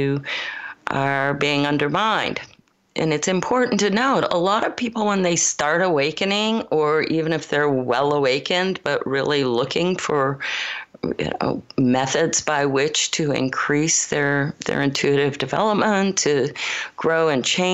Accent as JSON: {"language": "English", "region": "Michigan", "country": "United States", "tie": "born or raised there", "also_born_or_lived": "Colorado / Los Gatos, California", "moved": "as an adult", "said": "I was born in Colorado, but grew up primarily in Michigan"}